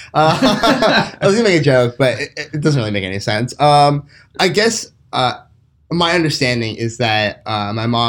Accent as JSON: {"language": "English", "town": "Washington", "region": "New Jersey", "country": "United States", "tie": "born or raised there", "also_born_or_lived": "Charleston, West Virginia / Rhode Island", "said": "I grew up in Jersey, a town called Washington."}